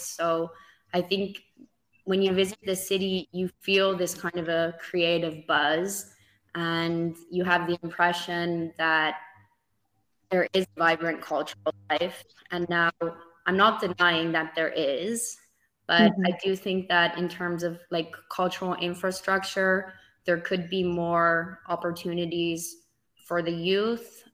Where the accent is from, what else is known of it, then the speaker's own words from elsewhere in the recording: Netherlands; growing up in the Netherlands and just the simple fact that I own a Dutch passport